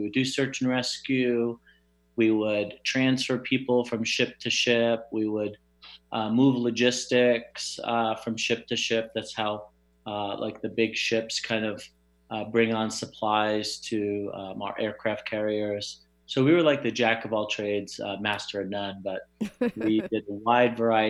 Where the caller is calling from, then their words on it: Phoenix, Arizona, United States; Sunny Phoenix, Arizona, although it is raining today, which is very rare, but beautiful.